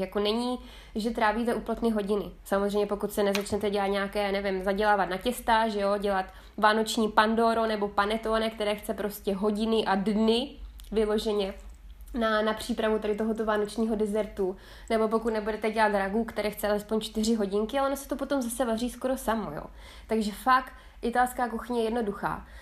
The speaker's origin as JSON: {"language": "Czech", "region": "South Moravian Region", "country": "Czechia", "also_born_or_lived": "Tuscany, Italy", "moved": "as an adult", "lives_now": "Italy", "said": "já pocházím z Jižní Moravy"}